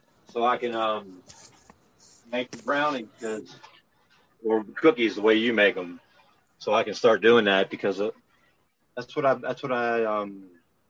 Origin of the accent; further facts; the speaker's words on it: Maryland, United States; accent: Pennsylvania twang; moved away; also born or lived in Pennsylvania / Tennessee; I grew up in the Line State. You know, I grew up on in Maryland